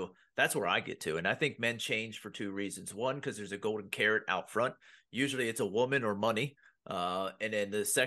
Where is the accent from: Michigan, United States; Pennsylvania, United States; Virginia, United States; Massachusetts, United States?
Pennsylvania, United States; I grew up in blue collar Pennsylvania